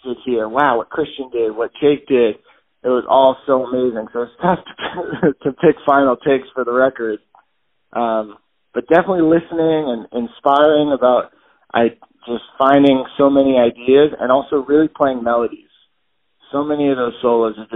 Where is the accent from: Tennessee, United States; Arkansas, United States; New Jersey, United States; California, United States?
California, United States; Los Angeles; also born or lived in Washington, D.C.; I was born in Washington, D.C., although my family moved to Los Angeles when I was about 1.5 or 2 years old. So I was really raised in L.A.